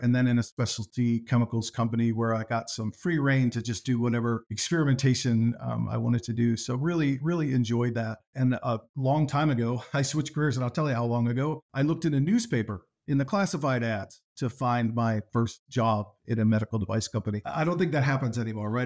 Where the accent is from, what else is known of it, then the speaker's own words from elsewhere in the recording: near Corning, southern tier of western New York State, United States; I grew up in the southern tier of western New York State, uh, near Corning